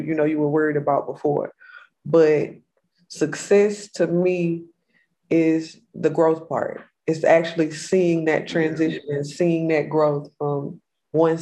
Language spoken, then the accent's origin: English; Missouri City, Texas, United States; I'm native Mo City from Houston area, born and raised